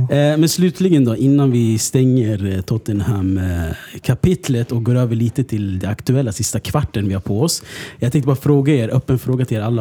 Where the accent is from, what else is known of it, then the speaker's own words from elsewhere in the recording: Stockholm, Stockholm County, Sweden; jag är från Husby